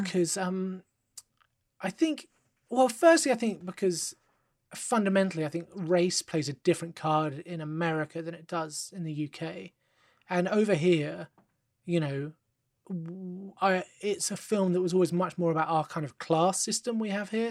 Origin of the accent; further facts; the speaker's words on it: London, United Kingdom; I live in England, you know, I'm from London